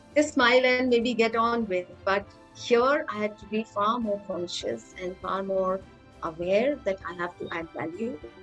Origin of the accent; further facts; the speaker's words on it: Lucknow, Uttar Pradesh, India; I was born and raised in Lucknow. That's a small town in Uttar Pradesh.